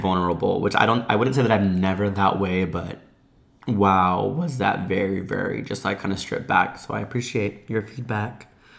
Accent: United States; Hey, I'm a Mexican-American. I moved from Orlando, Florida.

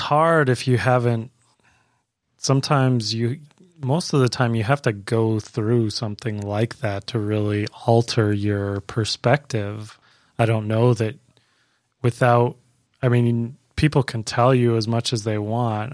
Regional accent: Canada; moved away as an adult; now in Florida, United States; I'm originally from Canada

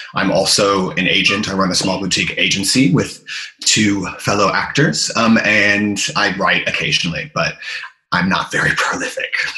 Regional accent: United States; moved away as an adult; now in London, United Kingdom; I'm obviously American, but I've been in London for over 10 years now.

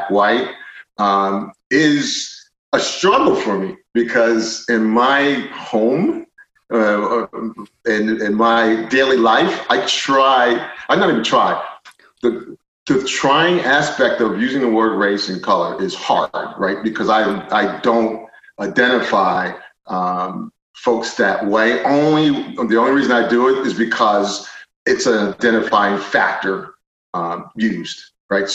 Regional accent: Philadelphia, Pennsylvania, United States; I grew up in Philadelphia

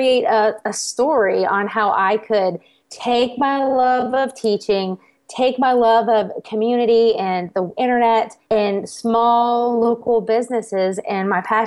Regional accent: South Carolina, United States; moved away as an adult; also born or lived in Germany / Texas / Tennessee; my hometown in South Carolina

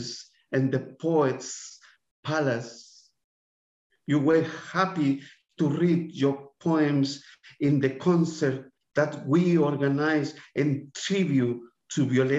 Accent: Santiago, Santiago Metropolitan Region, Chile; English is a second language; moved away as an adult; now in Adelaide, Australia; I was born in the Barros Luco Hospital.

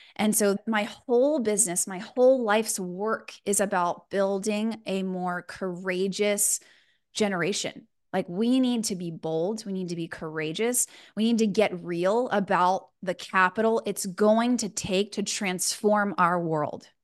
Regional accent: Houston, Texas, United States; moved away as an adult; now in Los Angeles, United States; I'm originally from Houston, so you'll hear a little bit of that spice, 'cause that's where I'm from. Born and raised

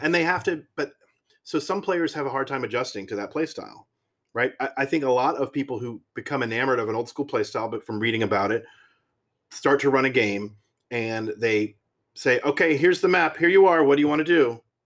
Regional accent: Maryland, United States; moved away as an adult; now in Pennsylvania, United States; I grew up in Maryland

